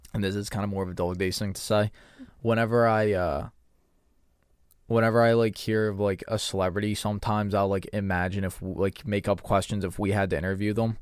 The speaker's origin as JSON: {"language": "English", "country": "United States", "said": "I'm American"}